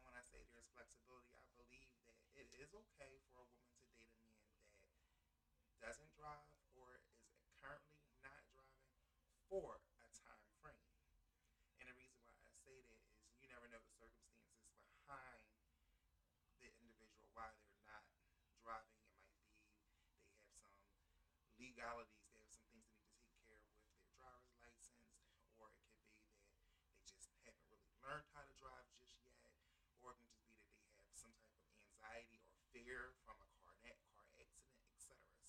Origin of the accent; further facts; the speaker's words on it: Philadelphia, Pennsylvania, United States; I am from Philadelphia, Pennsylvania, uptown. Uptown? Uptown. I'm Mount Airy, born and raised.